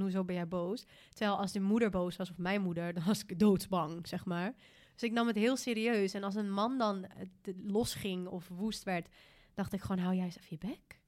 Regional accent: Bergen, Netherlands; moved away; Bergen, waar ik vandaan kwam, kom

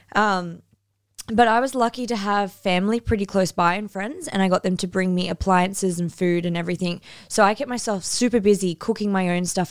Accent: Northern New South Wales, Australia; moved away as an adult; also born or lived in Cairns; now in Bali; I'm from North and New South Wales

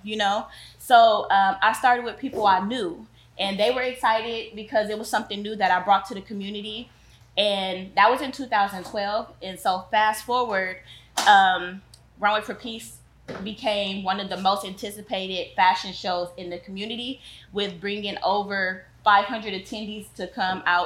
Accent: Compton, California, United States; Growing up in Compton

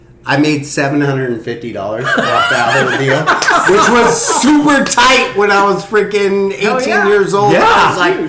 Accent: Corona, California, United States

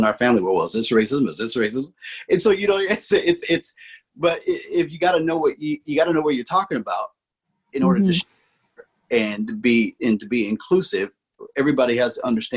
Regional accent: Omaha, Nebraska, United States; I'm from Omaha, Nebraska

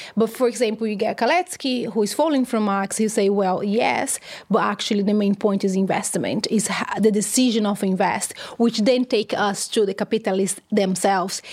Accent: São Carlos, São Paulo, Brazil; My hometown is, uh, called São Carlos, which is around three hours away from São Paulo, the big city

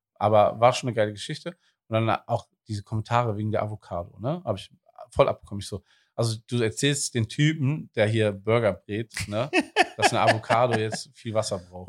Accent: Wuppertal, North Rhine-Westphalia, Germany; now in Cologne, Germany; ich bin gebürtiger Wuppertaler

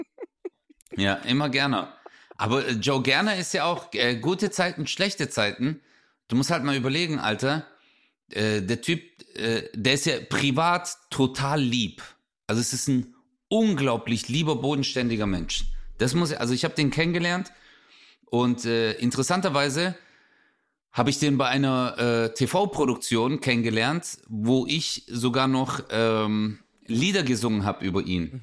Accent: Swabia, Baden-Württemberg, Germany; accent: Swabian; ich rede Schwäbisch

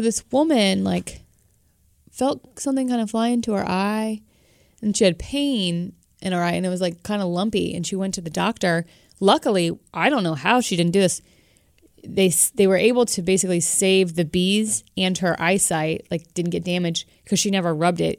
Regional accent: Florida, United States; I grew up in Florida.

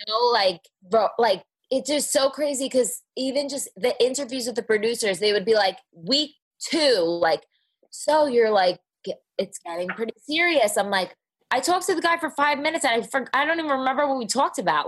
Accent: New Jersey, United States; accent: Jersey; now in Dallas, United States; I grew up in Jersey

